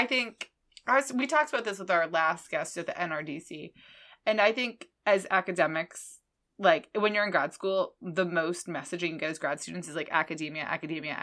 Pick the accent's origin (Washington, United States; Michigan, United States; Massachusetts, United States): Massachusetts, United States; Boston; I am from Boston